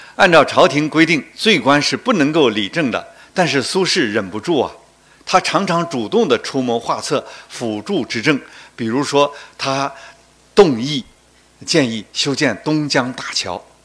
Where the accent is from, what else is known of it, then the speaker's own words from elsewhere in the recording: Guangdong people, China; 我们广东人